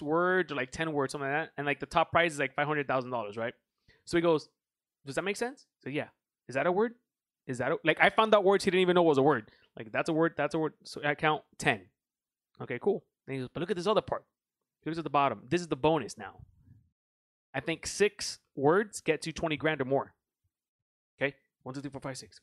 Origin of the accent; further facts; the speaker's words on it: United States; I'm American